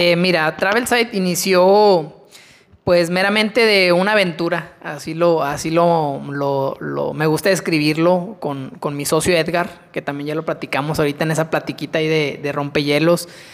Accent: Mexico; nosotros como mexicanos

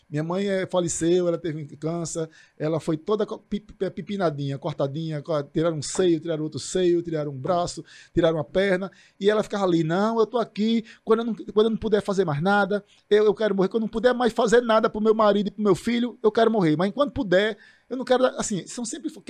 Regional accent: Northeast Region, Brazil; Então, assim, eu sou nordestino com muito orgulho por causa disso, porque nós somos fortes.

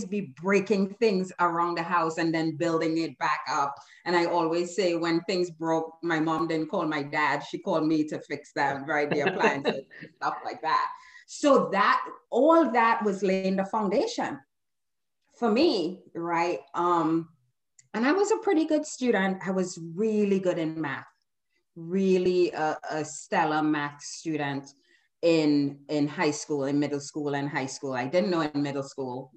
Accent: Trinidad & Tobago; now in United States; I was born in Trinidad and Tobago, migrated to the US almost 40 years ago

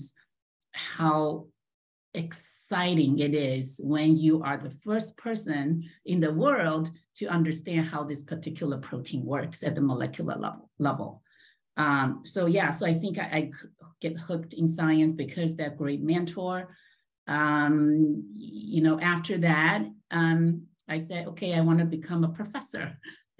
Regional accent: China; moved away as an adult; also born or lived in Los Angeles, United States; I was born and raised in China

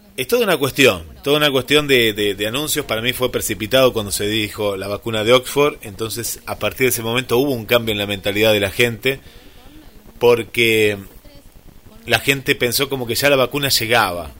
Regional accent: Mar del Plata, Buenos Aires Province, Argentina; en nuestra querida Mar del Plata

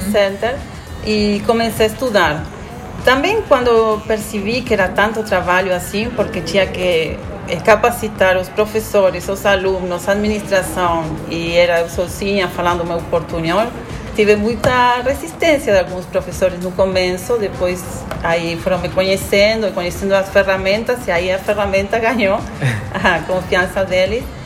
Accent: Argentina; Portuguese is a second language; moved away as an adult; now in Garopaba, Brazil; sou argentina.

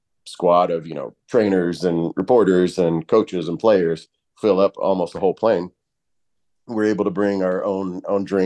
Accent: Kentucky, United States; moved away as an adult; growing up in Kentucky, for one, I grew up in a dry county

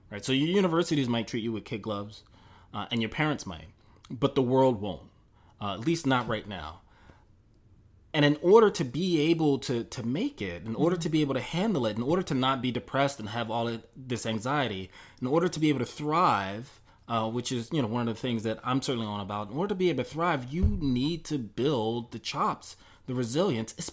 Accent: Mississippi, United States; uh, pain that you know I'm in, you know I grew up in Mississippi.

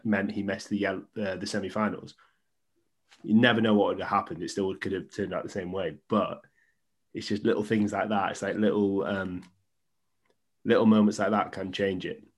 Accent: Wales, United Kingdom; I'm Welsh. I'm a Welsh fan.

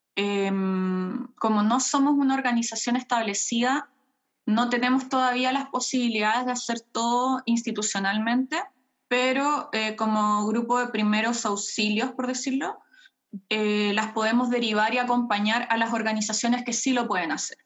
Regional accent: Chile; moved away as an adult; also born or lived in Germany; now in Cologne, Germany; yo crecí con mi padre en Chile

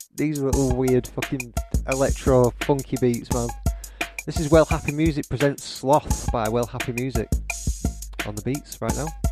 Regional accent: Blackburn, North West England, United Kingdom; accent: Blackburn; My Blackburn accent

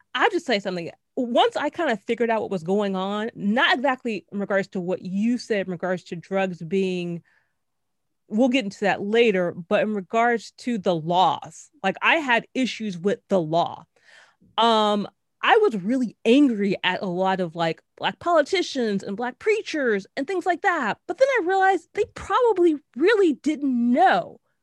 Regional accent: Los Angeles, California, United States; now in New York, United States; I'm, I'm from Los Angeles and, like, in the nineties

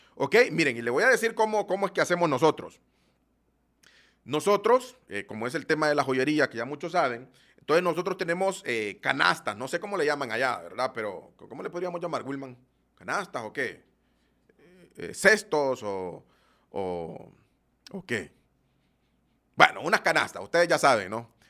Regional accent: Honduras; Yo soy de Honduras

